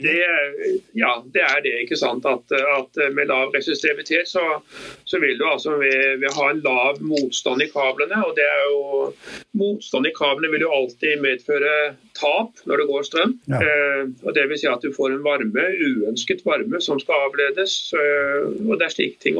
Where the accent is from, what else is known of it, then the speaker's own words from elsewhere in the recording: Bergen, Vestland, Norway; jeg er jo bergenser egentlig, så jeg kjenner jo til Grieghallen